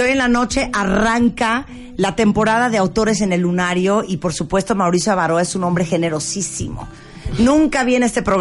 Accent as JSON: {"language": "Spanish", "country": "Nicaragua", "said": "Porque yo de mi familia soy la más nicaragüense."}